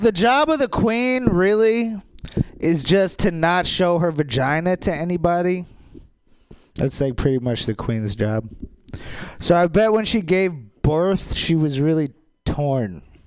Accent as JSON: {"language": "English", "region": "Maryland", "country": "United States", "tie": "born or raised there", "said": "I grew up in Maryland"}